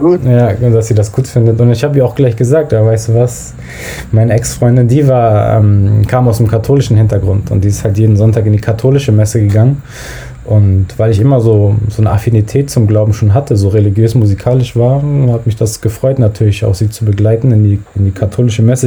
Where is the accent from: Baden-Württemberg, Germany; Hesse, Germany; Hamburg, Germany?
Hamburg, Germany; ich bin in Hamburg-Billstedt aufgewachsen